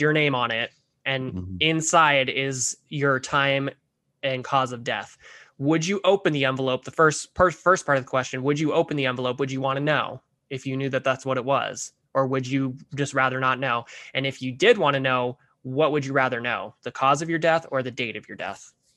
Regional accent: Mesquite, Nevada, United States; I grew up, I grew up in Mesquite, Nevada, for like 11 years of my life

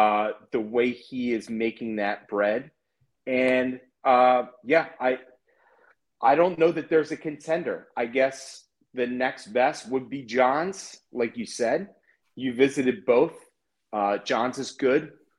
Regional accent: Maryland, United States; I'm from Maryland.

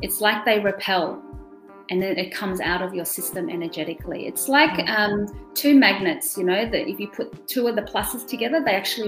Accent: Australia; first language German; English is a second language; also born or lived in Germany; I was born in Germany and grew up speaking German and then came to Australia when I was 3 years old

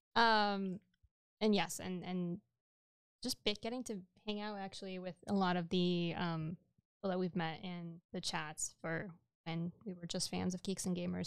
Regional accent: New York, United States; first language Spanish; English is a second language; I was born in New York

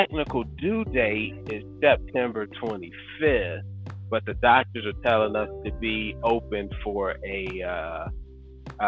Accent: North Carolina, United States; moved away as an adult; also born or lived in Colorado; from North Carolina

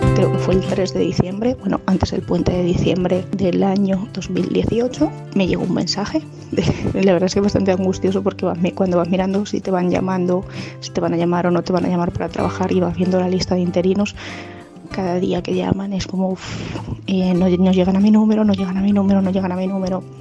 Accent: Tomelloso, Castilla-La Mancha, Spain; moved away as an adult; also born or lived in Madrid; trabajaba en la radio y en la tele de, de mi pueblo, en Radio Surco y Televisión La Mancha en Tomelloso

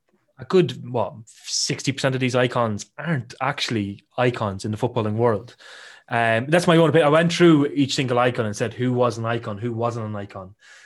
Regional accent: Ireland; you know I'm Irish

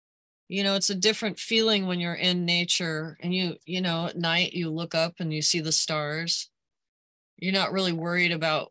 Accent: United States; I as an American

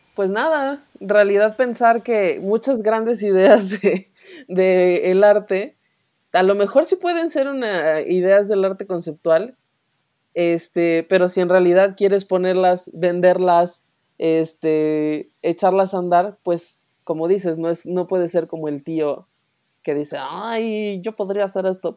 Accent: León, Guanajuato, Mexico; los dos somos de León

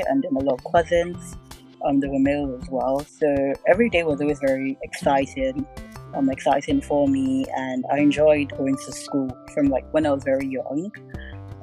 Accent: Lagos, Nigeria; now in United Kingdom; growing up in Nigeria, I grew up in Lagos

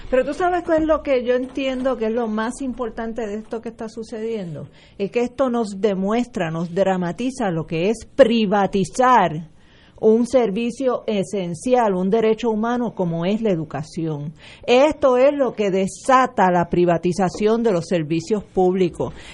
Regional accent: Puerto Rico; Yo soy graduada de la Gabriela Mistral

